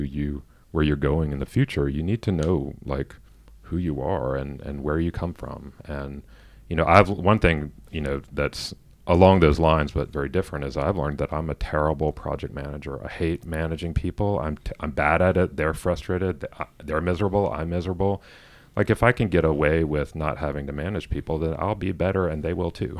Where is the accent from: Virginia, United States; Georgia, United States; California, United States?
Georgia, United States; Atlanta; I grew up in Atlanta. I grew up in the suburbs